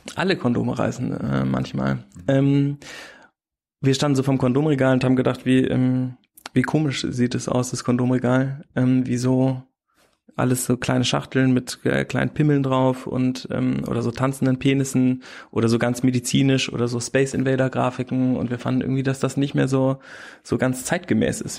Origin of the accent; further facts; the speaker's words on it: Bad Münstereifel, North Rhine-Westphalia, Germany; moved away as an adult; also born or lived in Hamburg / Wesseling / Ilmenau / Berlin; sind wir nach Bad Münstereifel umgezogen und da bin ich aufs Gymnasium gegangen